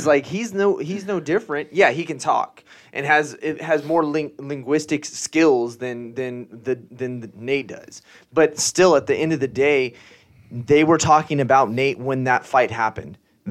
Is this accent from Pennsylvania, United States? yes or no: no; Stockton, California, United States; I am from the Stockton area